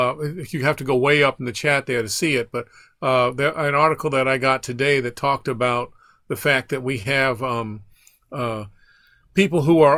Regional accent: Baton Rouge, Louisiana, United States; also born or lived in Atlanta, United States / Illinois, United States / Rhode Island, United States; I grew up in partly in Baton Rouge, partly in Atlanta, Georgia, also in Illinois and Rhode Island.

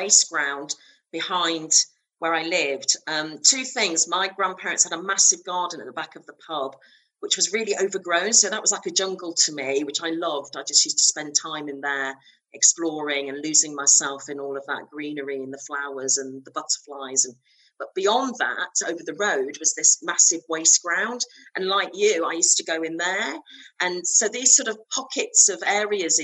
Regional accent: Rutland, East Midlands, United Kingdom; also born or lived in Nottingham / Grantham; I was born in Nottingham. My first few years were in Grantham, and then we moved to the countryside, to Rutland.

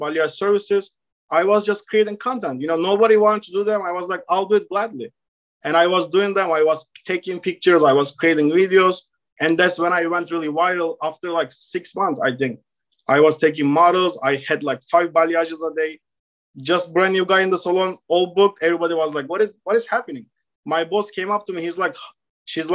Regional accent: Istanbul, Turkey; English is a second language; moved away as an adult; now in New York City, United States; So I am originally from Turkey. I was born and raised in Istanbul. I came to States in 2015 when I was 22 years old.

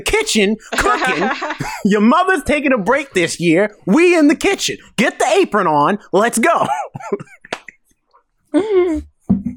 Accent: the South, United States; I'm from the South

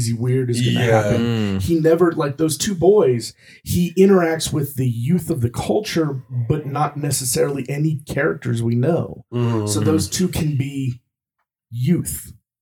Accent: Midwestern Ohio, United States; moved away as an adult; also born or lived in Germany; I grew up in Midwestern Ohio

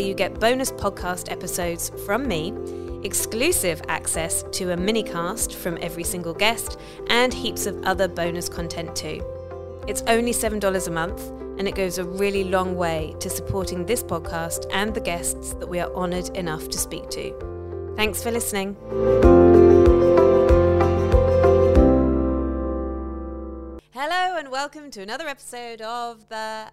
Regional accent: United Kingdom; accent: British; my British accent

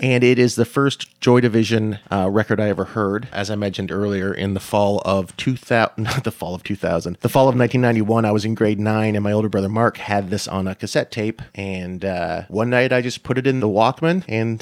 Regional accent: Dunnville, Ontario, Canada; growing up in Dunville, it's a small town

